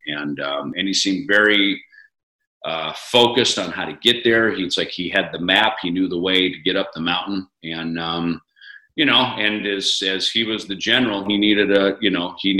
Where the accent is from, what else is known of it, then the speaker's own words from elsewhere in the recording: Minnesota, United States; moved away; also born or lived in California; where I grew up in Minnesota